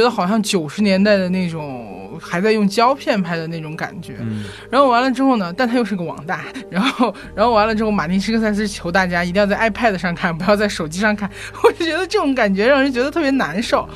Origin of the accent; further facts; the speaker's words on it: Chongqing, China; moved away; 我在重庆老家，因为我是重庆人